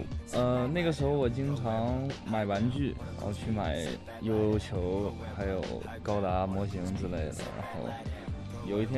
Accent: Shenyang, Liaoning, China; now in Shanghai, China; 呃五六年前开始玩滑板的，小学六年级，玩滑板六年了，然后来自辽宁沈阳。

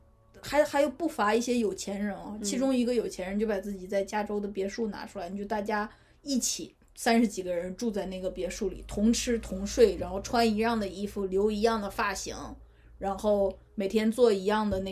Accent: Northeast China, China; accent: Northeastern; 用我们东北话来说，

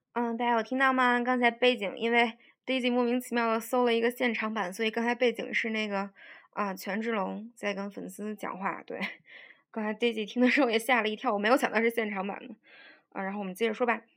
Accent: China; 我们作为中国人能用非常标准的英语念出来的这些单词呢

